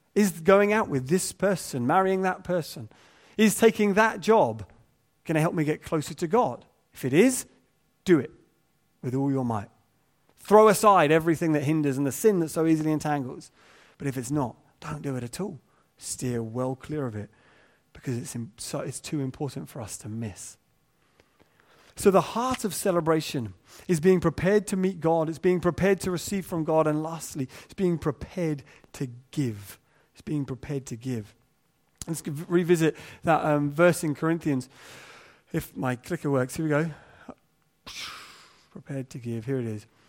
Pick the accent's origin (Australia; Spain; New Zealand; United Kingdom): United Kingdom; England; we're English